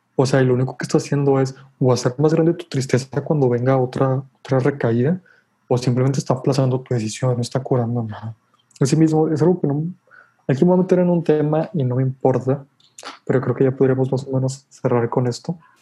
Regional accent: Mexico; nosotros como mexicanos

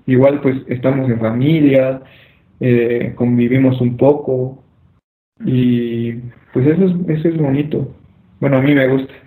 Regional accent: Mexico; como mexicanos

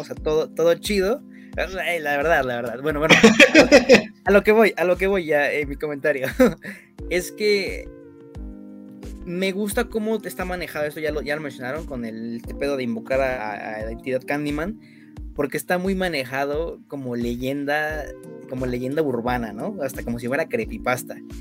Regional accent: Mexico; nosotros que somos mexicanos

